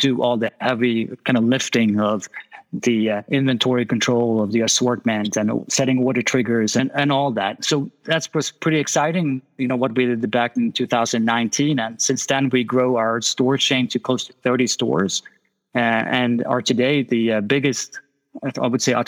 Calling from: Stockholm, Stockholm County, Sweden; I'm calling from Stockholm, Sweden, so it's quite chilly here.

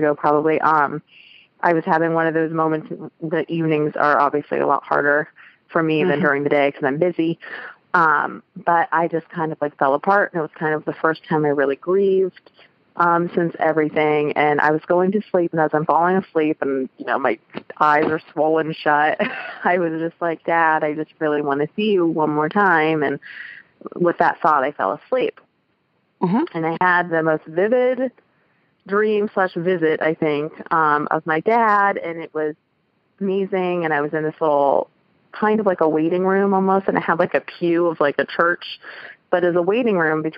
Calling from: Columbus, Ohio, United States; I'm calling from Columbus, Ohio

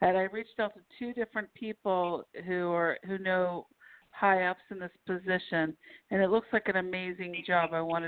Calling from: Pennsylvania, United States; from Pennsylvania.

